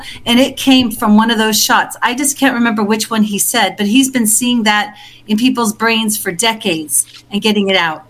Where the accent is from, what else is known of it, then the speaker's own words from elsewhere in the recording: Melbourne, Victoria, Australia; moved away as an adult; also born or lived in Bendigo, Victoria; I was born in Essendon, which is right near Melbourne. Uh-huh. And I lived in Bendigo, which is the gold mining town.